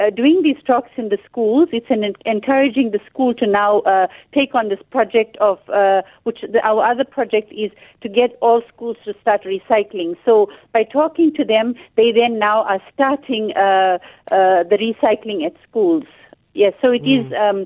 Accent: Durban, KwaZulu-Natal, South Africa; I'm from Durban

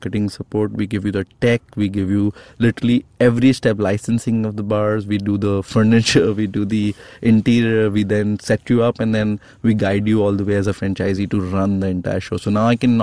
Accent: India; I'm an Indian

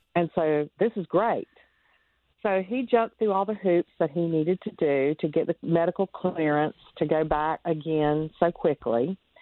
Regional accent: North Carolina, United States; I am from North Carolina, born and raised, lived here all my life

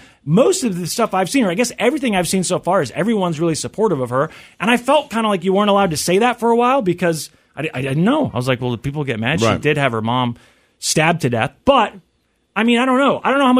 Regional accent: Kansas City, Missouri, United States; in Kansas City, because we got big things happening in my hometown.

